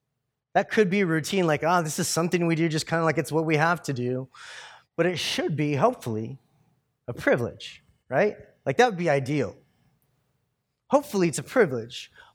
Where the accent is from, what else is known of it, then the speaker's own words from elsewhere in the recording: California, United States; born there; I was born in California, and so therefore I'm American.